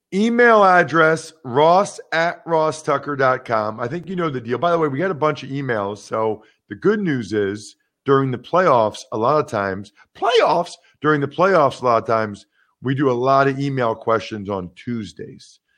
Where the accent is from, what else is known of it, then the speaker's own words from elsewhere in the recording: Wyomissing, Pennsylvania, United States; my hometown, Wyomissing, Pennsylvania